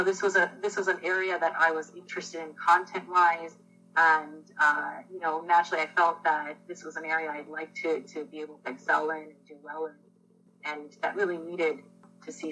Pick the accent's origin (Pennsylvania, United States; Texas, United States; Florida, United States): Florida, United States; also born or lived in Jaffna, Sri Lanka / California; We moved to Florida to a small farming town